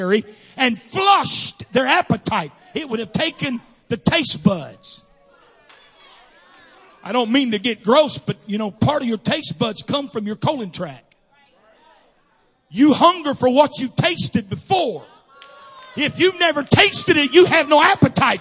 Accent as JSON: {"language": "English", "region": "Missouri", "country": "United States", "said": "I'm from Missouri"}